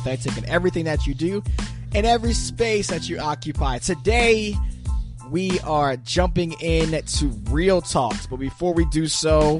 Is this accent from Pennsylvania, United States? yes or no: yes; Pennsylvania, United States; we grew up in Pennsylvania